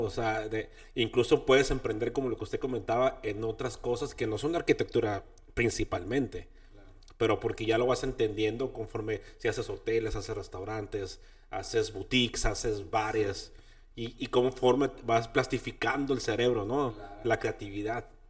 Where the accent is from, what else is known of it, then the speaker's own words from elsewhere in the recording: Baja California Sur, Mexico; moved away as an adult; now in Tijuana, Mexico; yo soy de Baja California